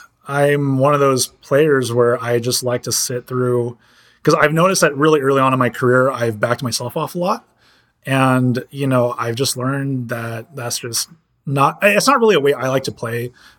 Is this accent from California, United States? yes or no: yes; California, United States; and I'm from California, you know, I'm from a part where it's really, you know, that's tech is like a really big thing over there.